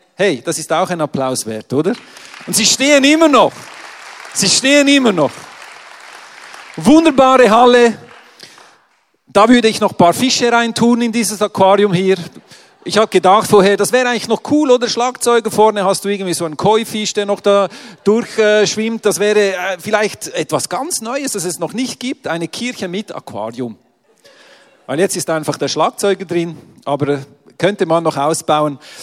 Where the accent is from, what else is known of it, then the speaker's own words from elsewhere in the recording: Switzerland; ich komme ja aus der Schweiz